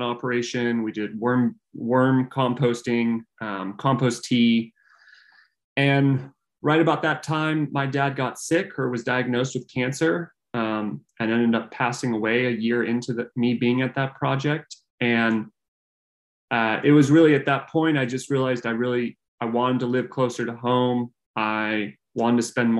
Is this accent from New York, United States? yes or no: no; Northern California, United States; I grew up in Northern California